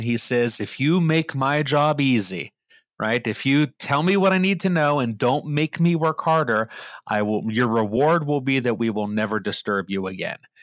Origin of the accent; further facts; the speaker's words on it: Pittsburgh, Pennsylvania, United States; me growing up in Pittsburgh